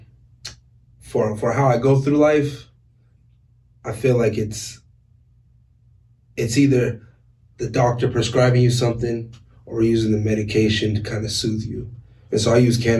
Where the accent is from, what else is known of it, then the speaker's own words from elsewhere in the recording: Washington, United States; also born or lived in Sacramento, California / Spokane, Washington; I came to Washington when I was real young, so I feel like Washington is my home, even though I was born in Sacramento